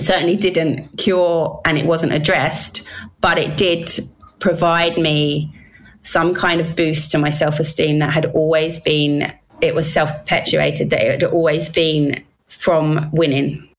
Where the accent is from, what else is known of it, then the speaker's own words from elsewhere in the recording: London, United Kingdom; also born or lived in Wales; I was born in England